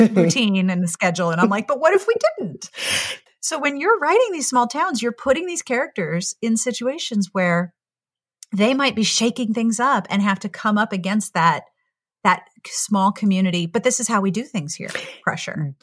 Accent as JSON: {"language": "English", "town": "Pittsburgh", "region": "Pennsylvania", "country": "United States", "tie": "born or raised there", "also_born_or_lived": "South Carolina", "moved": "yes", "said": "I grew up in Pittsburgh, which is very Midwestern in culture, and went to college in South Carolina."}